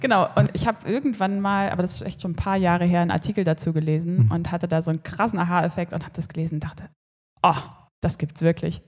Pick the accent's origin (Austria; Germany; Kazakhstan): Germany; Erfurt, Thuringia; moved away as an adult; ich bin in Erfurt aufgewachsen